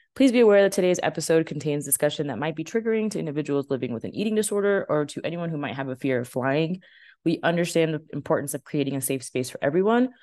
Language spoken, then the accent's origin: English; Dallas, Texas, United States; I was born in Parkland. My dad always says fifth floor of the baby factory